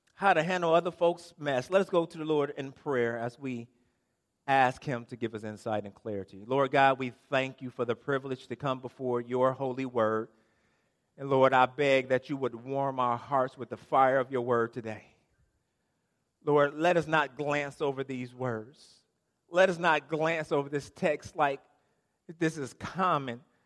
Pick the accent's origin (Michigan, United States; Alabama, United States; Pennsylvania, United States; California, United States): Michigan, United States; Inkster; I am from Inkster.